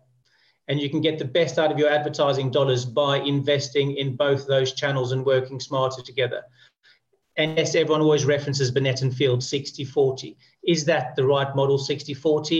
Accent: South Africa; moved away as an adult; now in United Kingdom; I grew up in South Africa

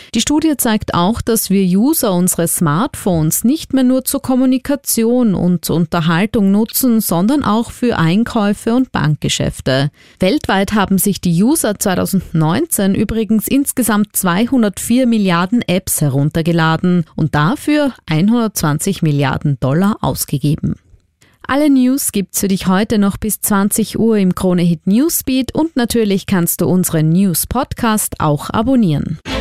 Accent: Austria; bei uns in Österreich

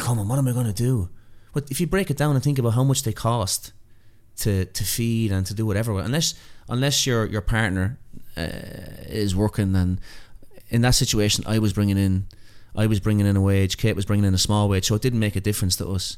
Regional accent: Ireland; moved away as an adult; also born or lived in New York; now in Australia; being an Irish immigrant there

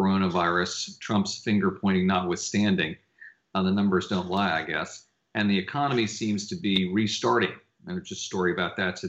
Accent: Washington, District of Columbia, United States; I grew up in Washington, D.C.

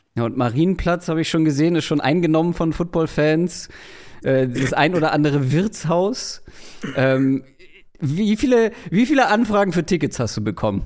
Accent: Wedel, Schleswig-Holstein, Germany; komme ich aus Wedel

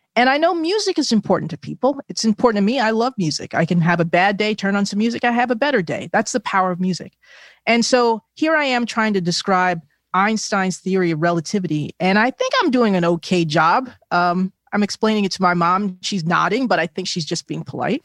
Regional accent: New Jersey, United States; my home state of New Jersey

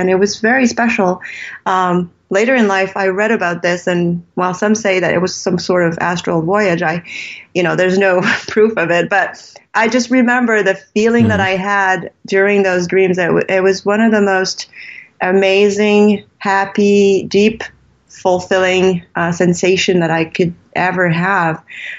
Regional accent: Canada; also born or lived in California; Well, first of all, I was born from French Canadians. My parents were actually from Montreal, and my father was doing a psychology degree in California at Berkeley. So I was born during that time. And they came back to Canada when I was 1.5.

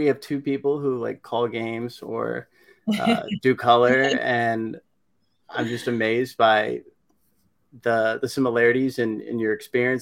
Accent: Texas, United States; now in East Coast, United States; I'm from Texas and now I live in the East Coast

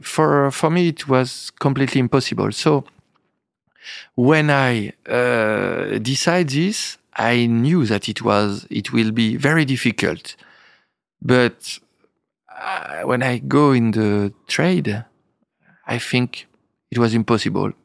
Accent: Épernay, Grand Est, France; English is a second language; also born or lived in Reims; I was born in Epernay, in, uh, the seventies, studying in Reims

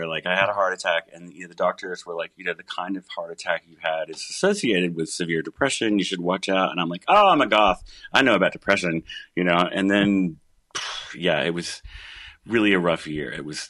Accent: Columbus, Georgia, United States; now in Athens, United States; And you have my hometown to thank for that.

